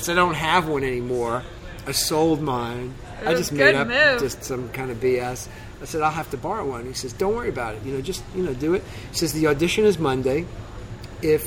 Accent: New York City, New York, United States; I'm from Staten Island, New York

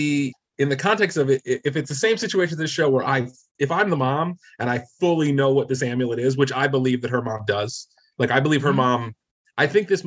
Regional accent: New Jersey, United States; I'm from New Jersey.

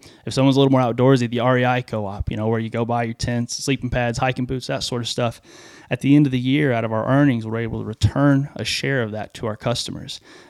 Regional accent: Groveton, Texas, United States; I grew up in East Texas, kind of like talk about where we're riding almost, in a little town called Groveton, little 1A school.

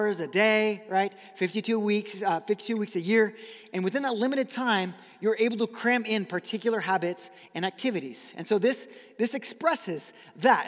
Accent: Brazil; moved away; I grew up in Brazil

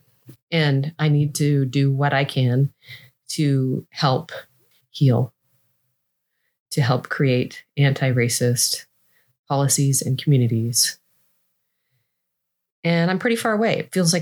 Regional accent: Seattle, Washington, United States; I grew up in Seattle, which is a fairly white town

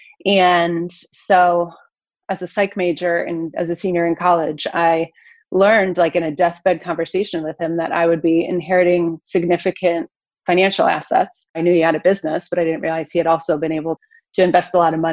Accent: Detroit, Michigan, United States; moved away as an adult; now in Florida, United States; I was raised in the Metro Detroit area, the suburbs

